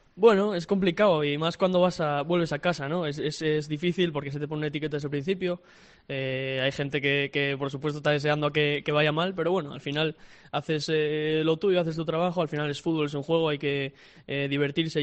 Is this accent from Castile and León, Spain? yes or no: no; Oviedo, Asturias, Spain; yo soy de Oviedo, nacido en Oviedo y toda la vida viví enfrente del Tartiere incluso